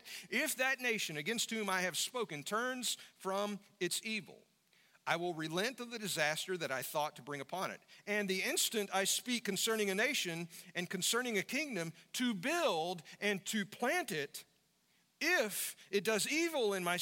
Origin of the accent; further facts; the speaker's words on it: United States; as American Christians, what we have to understand as believers here in the United States of America